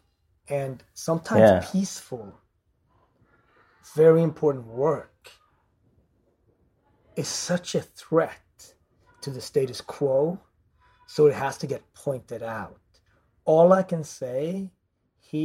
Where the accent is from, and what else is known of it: Gothenburg, Västra Götaland, Sweden; born or raised there; moved away